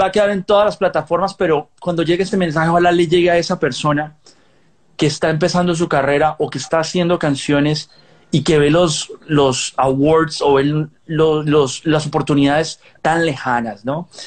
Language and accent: Spanish; Colombia; moved away as an adult; now in Los Angeles, United States; yo nací en Colombia, yo me crié en Colombia, ya mucho tiempo después vine a vivir a Los Ángeles